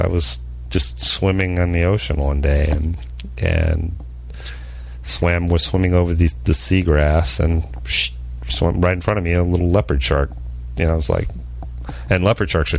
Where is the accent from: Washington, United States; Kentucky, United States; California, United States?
California, United States; I grew up in California